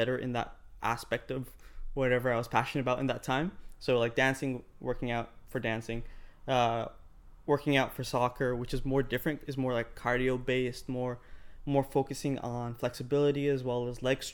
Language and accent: English; Ireland; now in Canada; I grew up in Ireland